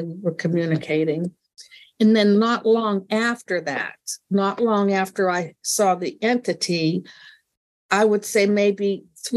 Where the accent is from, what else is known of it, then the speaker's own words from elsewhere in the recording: Indiana, Pennsylvania, United States; This was in Pennsylvania, in Western Pennsylvania, where I grew up.